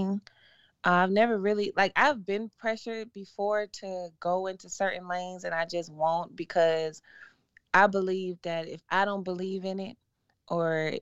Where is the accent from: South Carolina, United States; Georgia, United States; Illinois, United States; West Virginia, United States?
Georgia, United States; Atlanta; also born or lived in Memphis; I grew up in Atlanta